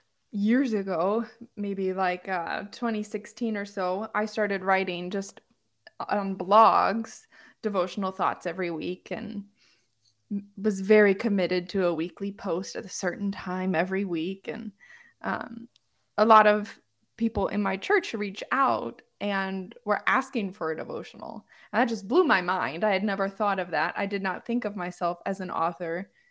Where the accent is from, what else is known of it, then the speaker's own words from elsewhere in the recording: Homewood, Illinois, United States; I grew up in a Chicago suburb of Illinois called Homewood